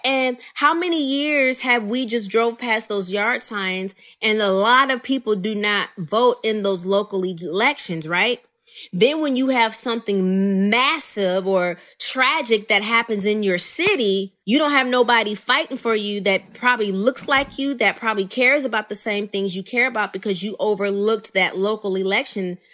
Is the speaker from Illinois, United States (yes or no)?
yes; Rockford, Illinois, United States; my hometown of Rockford, Illinois